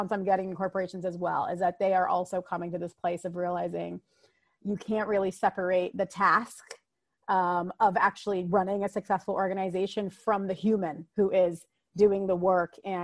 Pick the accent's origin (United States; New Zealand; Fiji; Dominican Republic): United States; I am a first generation American, meaning my mom and dad immigrated here and then I was born here in America